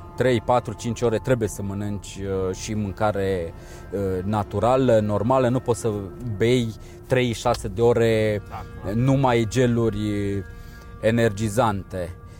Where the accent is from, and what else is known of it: Romania